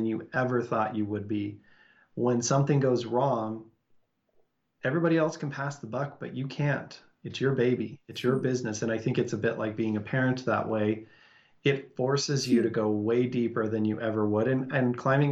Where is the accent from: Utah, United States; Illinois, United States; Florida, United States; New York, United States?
Utah, United States; Salt Lake City; I grew up and live in Salt Lake City, and we live right next to big, beautiful mountains